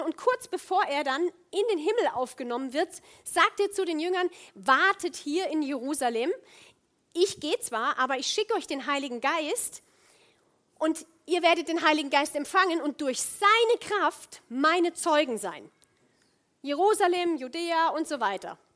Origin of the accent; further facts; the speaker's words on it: Rhineland, Germany; moved away as an adult; ich komme aus dem Rheinland ursprünglich, bin schon ewig weg